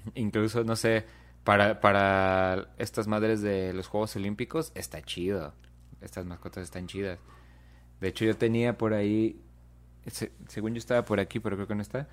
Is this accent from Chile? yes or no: no; Mexico; nosotros como mexicanos